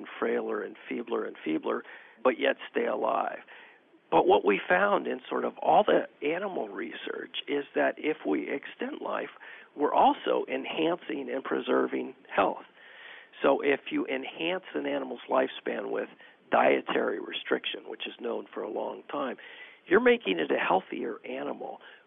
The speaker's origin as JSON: {"language": "English", "region": "California", "country": "United States", "moved": "yes", "said": "I'm from California originally"}